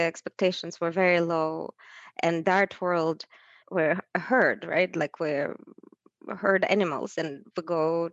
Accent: Saint Petersburg, Russia; now in United States; in my childhood, I grew up in Leningrad, St. Petersburg now

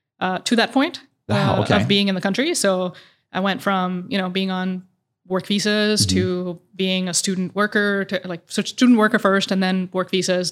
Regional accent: Oman; moved away as an adult; also born or lived in Dubai, UAE; now in Indianapolis, United States; I grew up in Oman and Dubai.

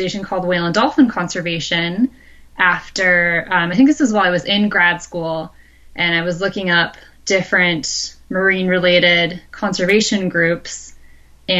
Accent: Michigan, United States; now in Pacific Northwest, United States; I grew up in the Midwest. I grew up in Michigan

